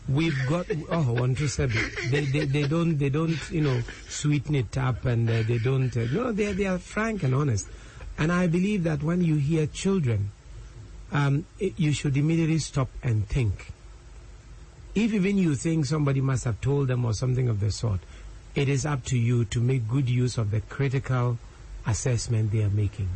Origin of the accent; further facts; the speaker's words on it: Ghana; as a Ghanaian